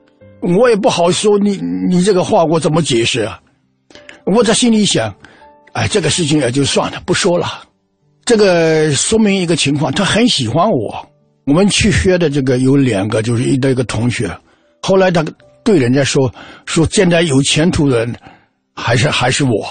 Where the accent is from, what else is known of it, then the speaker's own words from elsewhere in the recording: Xianyou, Fujian, China; also born or lived in Putian; 我三岁的时候，就全家就到了仙游。